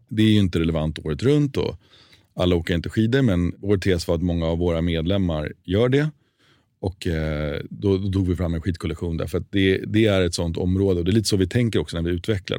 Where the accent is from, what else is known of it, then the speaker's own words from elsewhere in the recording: Sweden; moved away as an adult; also born or lived in New York, United States; jag som svensk när jag flyttade till USA